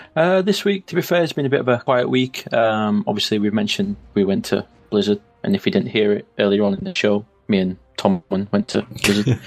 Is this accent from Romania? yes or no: no; the north of England, United Kingdom; accent: northern; my northern accent